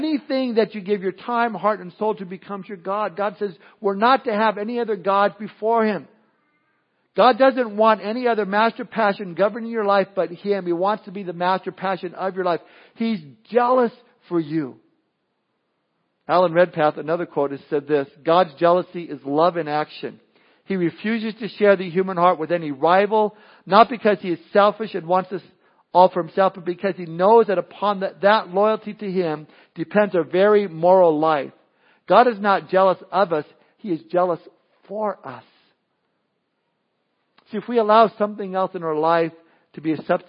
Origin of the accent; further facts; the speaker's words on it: Southern California, United States; I remember being a kid growing up in Southern California